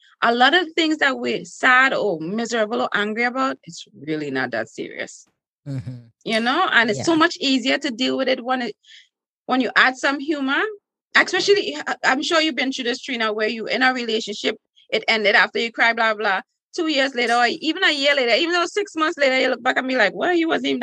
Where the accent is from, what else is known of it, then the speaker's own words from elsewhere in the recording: Trinidad & Tobago; accent: Trinidadian; now in United States; in school in Trinidad